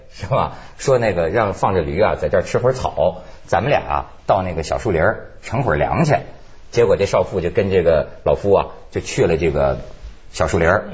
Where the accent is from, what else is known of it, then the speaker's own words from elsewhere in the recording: Hebei, China; moved away; 这事儿跟我老家有关系，我们河北